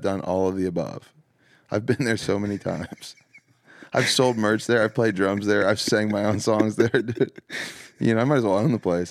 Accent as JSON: {"language": "English", "region": "the South", "country": "United States", "tie": "born or raised there", "said": "growing up in the South"}